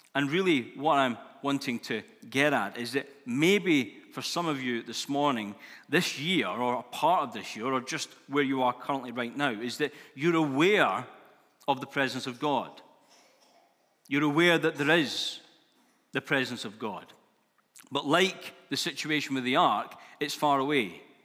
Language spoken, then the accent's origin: English; Scotland, United Kingdom; Being Scottish, new year is a big thing, and, uh, it's always been a big thing for us Scots people.